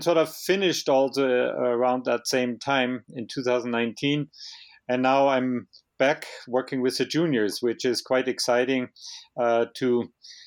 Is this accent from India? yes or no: no; Mittenwald, Bavaria, Germany; English is a second language; moved away as an adult; also born or lived in Canada; now in Canmore, Canada; as you hear by my accent, it's the Bavarian Alps where I grew up. It's a place about halfway between Munich and Innsbruck called Mittenwald.